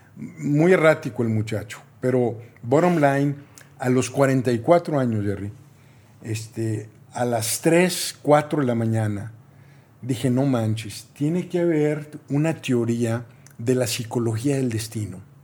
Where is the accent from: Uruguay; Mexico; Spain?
Mexico; soy mexicano